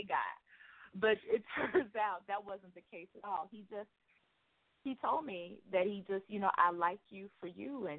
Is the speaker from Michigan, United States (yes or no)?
no; Chicago, Illinois, United States; I'm from Chicago, born and raised in the Chi